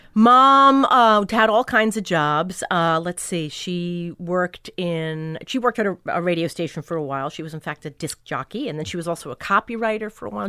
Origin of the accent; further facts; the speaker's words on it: Long Island, New York, United States; also born or lived in Brooklyn, New York; I was born in Brooklyn and grew up on Long Island